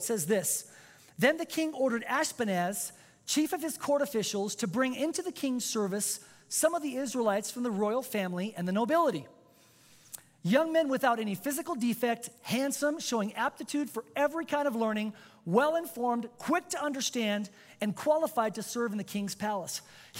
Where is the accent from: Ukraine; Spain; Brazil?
Spain; first language Spanish; English is a second language; I was born and raised in Spain. I'm a native speaker. I didn't even speak English till I was 7 years old.